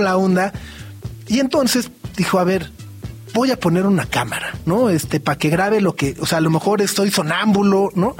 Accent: Mexico City, Mexico; Ya como chilango

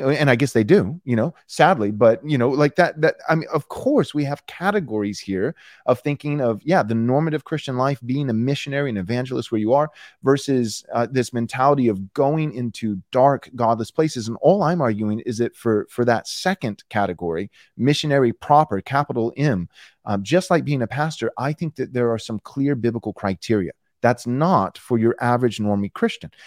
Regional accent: Texas, United States; moved away as an adult; I was born and raised in Texas

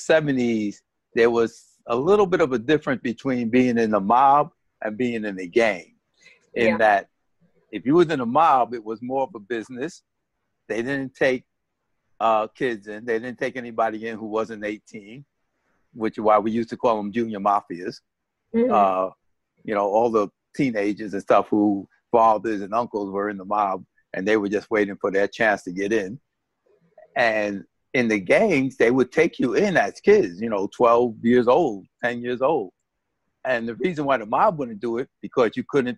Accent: New York City, New York, United States; When I was growing up in the South Bronx, we had one half of the block that was Spanish and one half of the block that was Black.

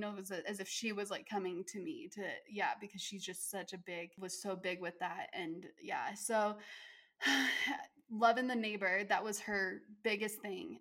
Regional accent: Utah, United States; I'm from Utah and it's a predominantly Mormon state as well

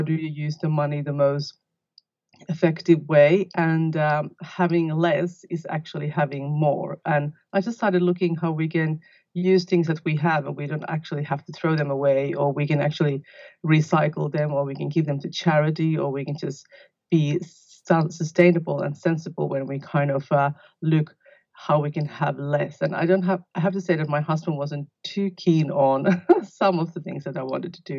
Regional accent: Finland; also born or lived in London, United Kingdom / Sydney, Australia; now in Australia; I'm originally from Finland and I live in Australia in the south coast of New South Wales

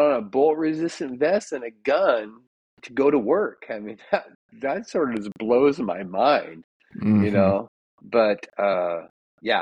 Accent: Roseburg, Oregon, United States; I was born in Roseburg, Oregon, which is a small town, Dixonville, outside of Roseburg. And my grandma had a ranch

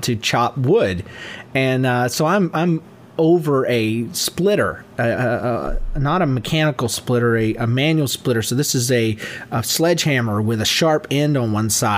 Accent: Georgia, United States; also born or lived in Yulee, Florida; I'm from Georgia

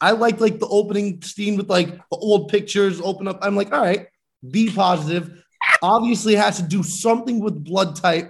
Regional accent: Scranton, Pennsylvania, United States; I'm from Scranton.

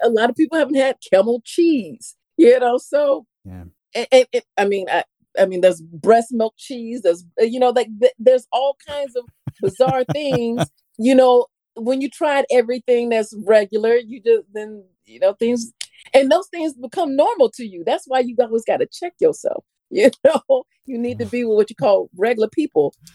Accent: Florida, United States; I'm from Florida.

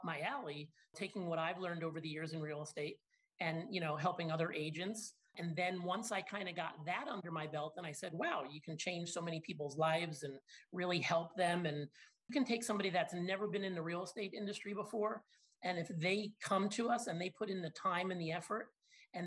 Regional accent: Long Island, New York, United States; also born or lived in Binghamton, New York / Boynton Beach, Florida; I grew up in Long Island.

